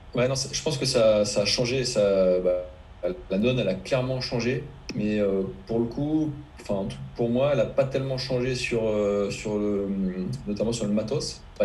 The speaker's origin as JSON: {"language": "French", "area": "Finistère", "region": "Brittany", "country": "France", "tie": "born or raised there", "said": "quand j'étais gamin, que j'habitais en Finistère"}